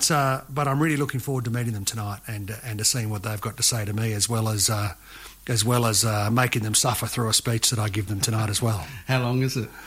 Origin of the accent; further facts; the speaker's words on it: Glen Innes, New South Wales, Australia; I spent uh, four years living here, and I whenever anybody says where do you come from, I say I come from Glen Innes.